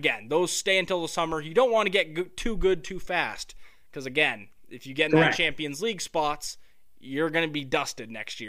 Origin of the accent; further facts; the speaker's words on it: London, United Kingdom; I'm from London, you'd think I would know, you know, what neighborhood Tottenham's in.